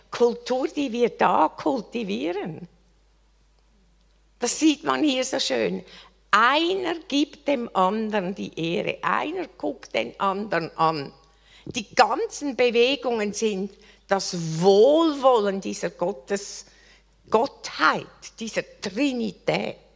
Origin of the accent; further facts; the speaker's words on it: Switzerland; Ich bin Schweizerin.